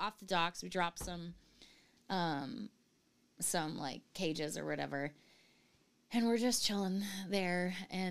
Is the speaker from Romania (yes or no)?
no; Oregon, United States; moved away as an adult; the beauty of my home state